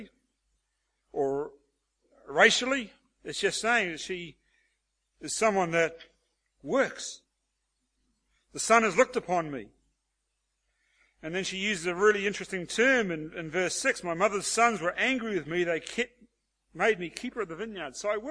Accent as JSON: {"language": "English", "country": "Australia", "said": "as Aussie blokes"}